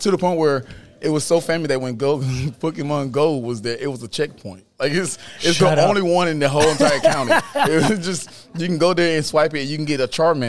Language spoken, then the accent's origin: English; Dublin, Georgia, United States; moved away; I didn't realize how small my hometown was